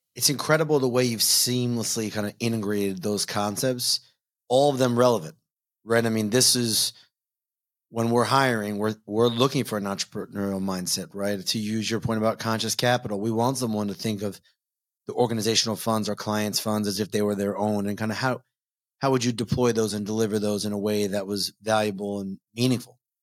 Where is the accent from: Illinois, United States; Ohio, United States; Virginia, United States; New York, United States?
New York, United States; Long Island; I grew up in New York. So not city, Long Island